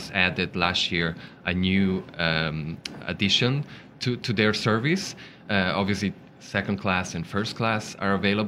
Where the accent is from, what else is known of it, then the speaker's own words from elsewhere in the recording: Ticino, Switzerland; I'm from the Ticino region, and so that's the Italian-speaking part